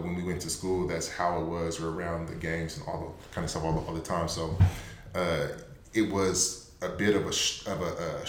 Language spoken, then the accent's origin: English; Tacoma, Washington, United States; I was born and raised in Tacoma, Washington. Lived here my whole life